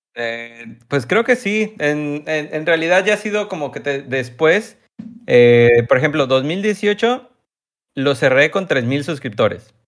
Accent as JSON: {"language": "Spanish", "region": "Tabasco", "country": "Mexico", "said": "yo soy de México"}